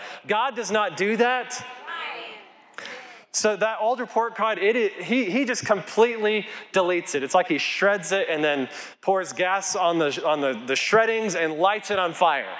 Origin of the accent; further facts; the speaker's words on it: Colorado, United States; I grew up here in Colorado